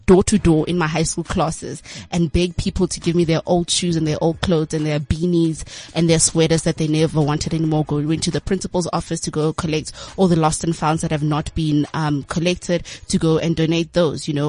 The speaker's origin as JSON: {"language": "English", "town": "Boksburg", "region": "Gauteng", "country": "South Africa", "said": "So I'm originally from Boksburg in the East Rand"}